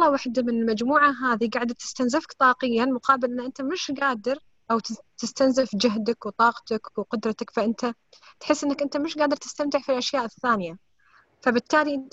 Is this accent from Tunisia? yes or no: no; United Arab Emirates; من الامارات